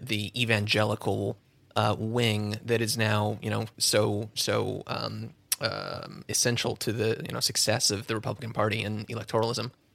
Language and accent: English; Southern California, United States; also born or lived in Orange County / San Fernando Valley / Koreatown, Los Angeles; I was born and raised all around uh, the the Southern California area. I grew up in Orange County to start, and then the Valley as a teenager